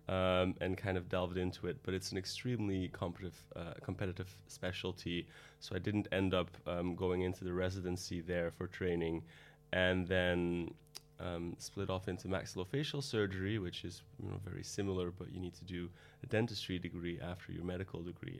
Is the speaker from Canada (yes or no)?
no; Antwerp, Flanders, Belgium; moved away as an adult; also born or lived in Rotterdam; now in London, United Kingdom; I'm from Antwerp, Belgium